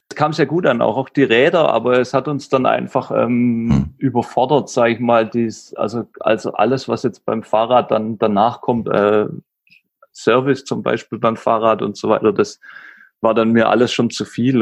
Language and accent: German; Stuttgart area, Baden-Württemberg, Germany; moved away as an adult; now in Nuremberg, Germany; ich komme ursprünglich aus dem Stuttgarter Raum, wohne aber ja seit zehn Jahren jetzt in Nürnberg.